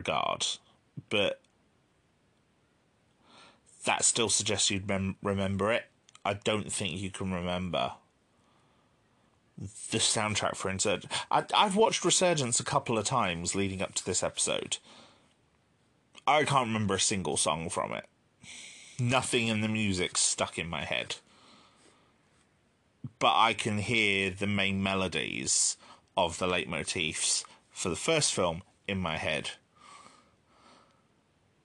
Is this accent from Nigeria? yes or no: no; United Kingdom; as a Brit